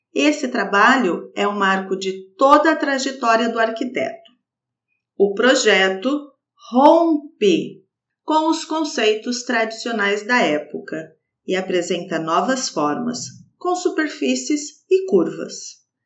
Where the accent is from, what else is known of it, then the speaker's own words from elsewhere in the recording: Brazil; sou brasileira